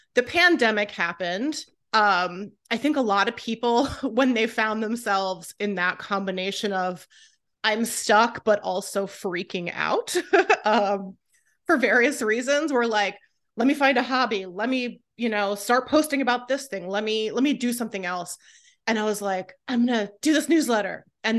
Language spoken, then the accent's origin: English; California, United States; I love Trader Joe's since I was a kid. I grew up in California.